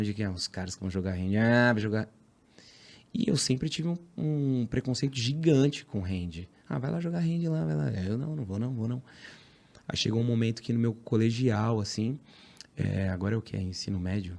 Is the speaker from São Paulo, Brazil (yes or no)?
yes; São Paulo, Brazil; Sou da Zona Leste de São Paulo. Guaianazes